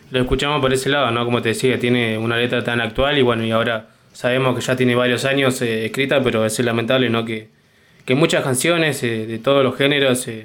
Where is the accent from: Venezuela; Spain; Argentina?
Argentina; Junín de los Andes, Neuquén; born there; yo soy nacido ahí en Junín de los Andes